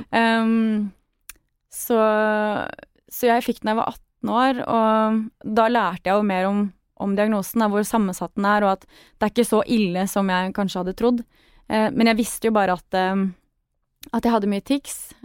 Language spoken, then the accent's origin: Norwegian; Sørlandet, Southern Norway, Norway; Jeg vokste opp på Sørlandet og sang i kor